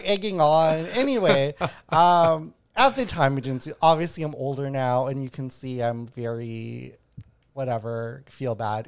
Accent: Winnipeg, Manitoba, Canada; moved away as an adult; I grew up in Winnipeg, a murder capital of Canada

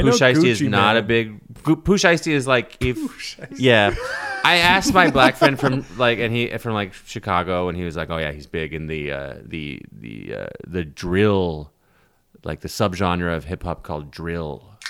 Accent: Russia; I'm from Russia somehow.

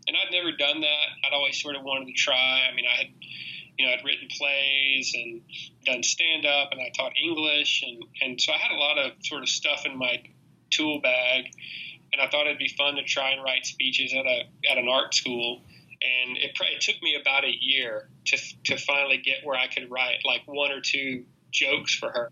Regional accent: Mississippi, United States; moved away; every time people found out I was from Mississippi

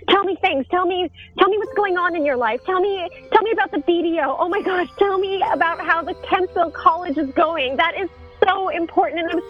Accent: Cleveland, Ohio, United States; I'm not from Toronto. Oh, I didn't know that it was related to other cities. They're around the world. I'm from Cleveland.

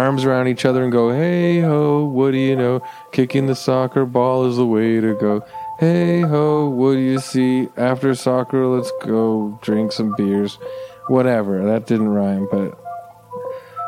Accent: Canada; I'm Canadian, so we say grade four

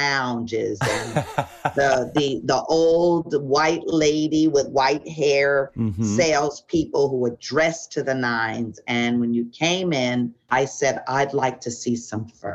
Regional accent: New York City, New York, United States; I grew up in New York City. In the Bronx

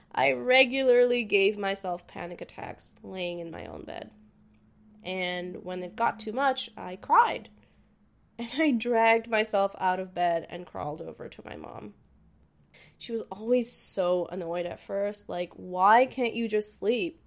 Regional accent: Dhaka, Dhaka Division, Bangladesh; moved away; I was born and raised in Dhaka, Bangladesh.

